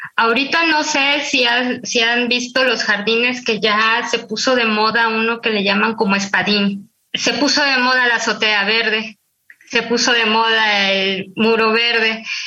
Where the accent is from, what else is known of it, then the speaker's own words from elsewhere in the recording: Tuxtla Gutiérrez, Chiapas, Mexico; now in Mexico City, Mexico; yo cuando era niña, este, recuerdo que, que nos hicieron plantar árboles en Tusla Gutiérrez, allá en Chiapas, de donde soy